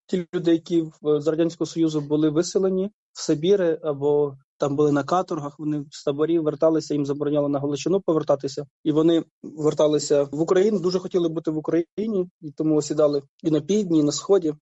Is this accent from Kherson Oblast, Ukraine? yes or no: yes; Kherson Oblast, Ukraine; moved away as an adult; also born or lived in Melitopol; я родом з Херсонщини, моє село в окупації